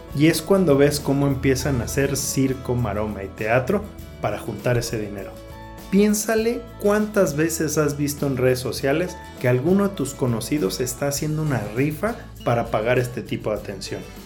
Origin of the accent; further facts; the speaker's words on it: Mexico; como mexicanos